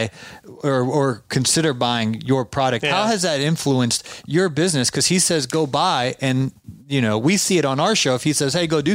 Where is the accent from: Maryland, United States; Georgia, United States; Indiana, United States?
Georgia, United States; I'm from Georgia